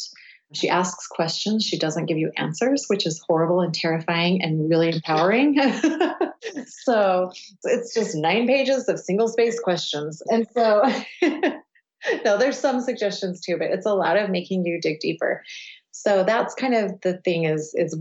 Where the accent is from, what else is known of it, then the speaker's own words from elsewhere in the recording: Cedar City, Utah, United States; also born or lived in London / upstate New York / Provo, Utah; I grew up in rural southern Utah. We have a small university in my hometown, which is Cedar City